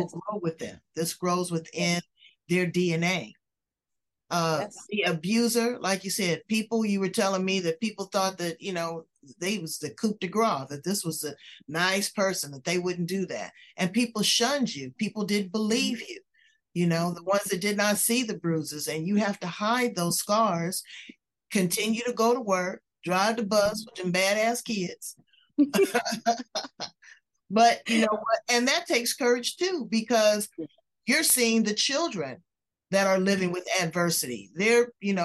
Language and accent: English; Los Angeles, California, United States; I'm originally from Los Angeles